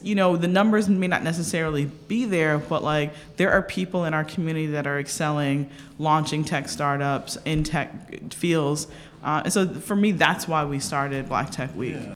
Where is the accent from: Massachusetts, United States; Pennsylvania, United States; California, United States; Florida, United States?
Florida, United States; Delray Beach; moved away; I'm originally from Delray Beach, Florida